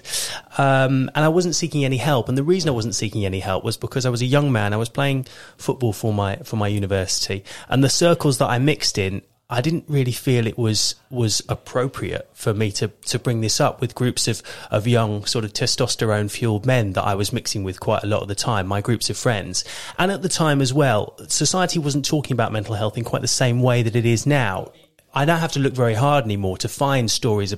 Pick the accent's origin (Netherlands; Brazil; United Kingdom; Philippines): United Kingdom; Thame, South East England; also born or lived in Kent; I was born in Kent, but my family moved to Oxfordshire when I was 3 years old. And I grew up for the most part in Tame over in Oxfordshire.